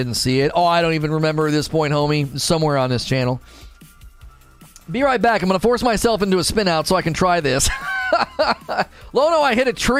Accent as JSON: {"language": "English", "town": "Canton", "region": "Ohio", "country": "United States", "tie": "born or raised there", "moved": "yes", "said": "I grew up in Ohio with the lake effect snow, moved to Texas. They have no clue how to drive in the snow. Oh, you did? I grew up in Canton, Ohio."}